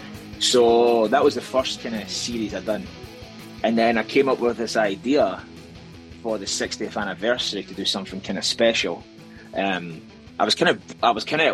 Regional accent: Scotland, United Kingdom; now in Edinburgh, United Kingdom; I'm Scottish, coming to you for the capital city of Scotland

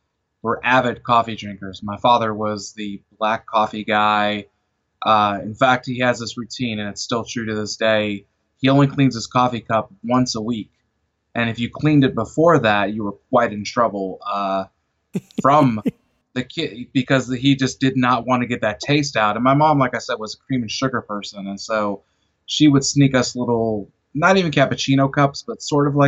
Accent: Chicago, Illinois, United States; now in Arkansas, United States; I'm originally from Chicago

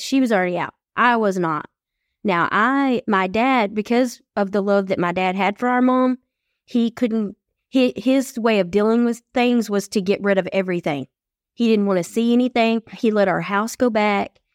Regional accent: East Texas, United States; when we moved from West Texas to East Texas

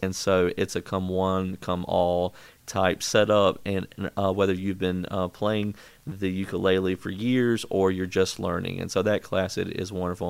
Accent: Brandon, Mississippi, United States; also born or lived in Gulfport, Mississippi / Clinton, Mississippi; I grew up in Mississippi

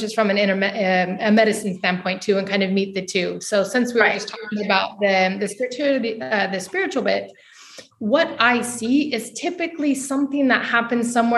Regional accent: United States; moved away as an adult; now in Portugal; I'm from the States. I'm living currently in Europe

